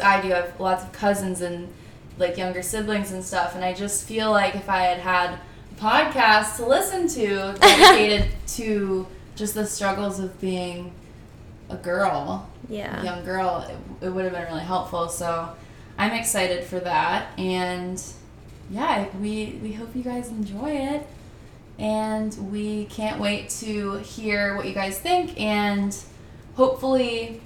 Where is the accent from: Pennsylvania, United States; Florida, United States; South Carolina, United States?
Florida, United States; Naples; moved away as an adult; now in Charleston, United States; I grew up in Naples